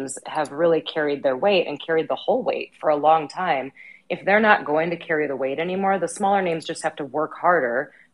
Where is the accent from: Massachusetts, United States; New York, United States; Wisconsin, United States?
Wisconsin, United States; I grew up in Wisconsin.